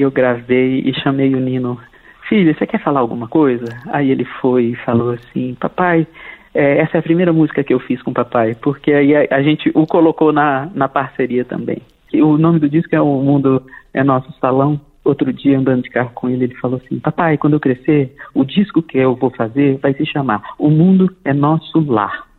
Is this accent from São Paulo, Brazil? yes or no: no; Brasília, Federal District, Brazil; sou brasiliense